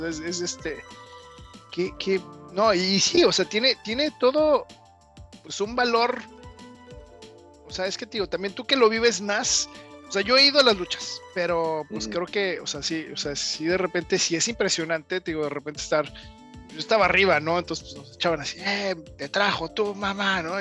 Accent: Mexico; somos mexicanos

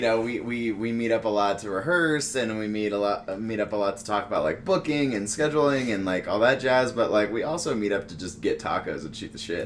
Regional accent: Missouri, United States; moved away as an adult; also born or lived in Denver / Fort Collins; I grew up in Missouri

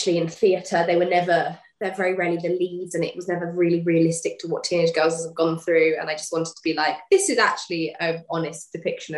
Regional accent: United Kingdom; I'm like the definition of British

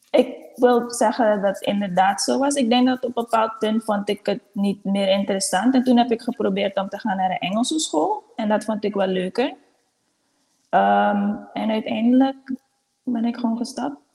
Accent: Suriname; Um, um, Jack in het zo zo'n beetje. Concordia Laan, zo'n beetje. Een beetje hier en daar en overal.

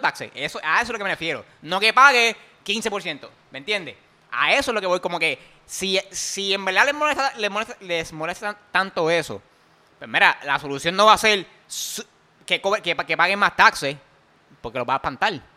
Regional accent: Puerto Rico; yo soy millonario boricua

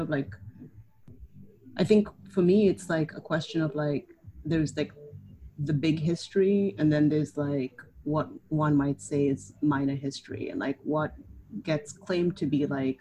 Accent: Kenya; moved away as an adult; also born or lived in Canada; now in New York, United States; so I'm technically not legally Kenyan, even though I was born and raised there.

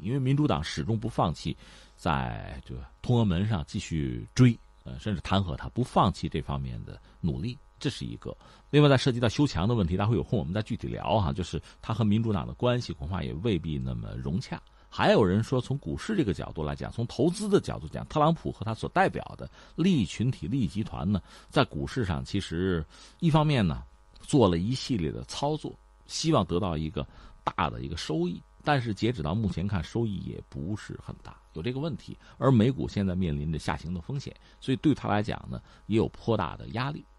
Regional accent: China; 我们中国人

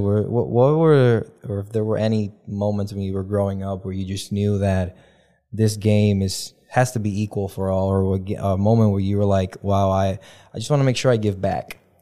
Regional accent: Dominican Republic; moved away as an adult; also born or lived in Kalamazoo, Michigan; being born and raised in the Dominican Republic

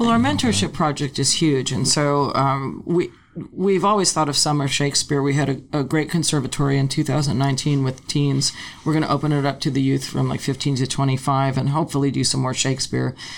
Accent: Los Angeles, California, United States; I grew up in Tarzana, in a suburb of okay. Los Angeles

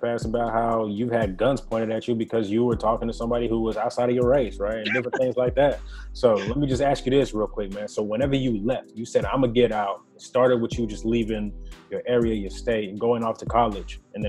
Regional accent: Texas, United States; As a Texan

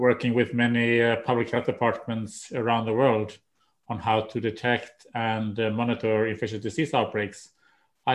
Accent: Umeå, Västerbotten County, Sweden; moved away as an adult; also born or lived in Washington, D.C. / Maryland; now in United States; that's my hometown too

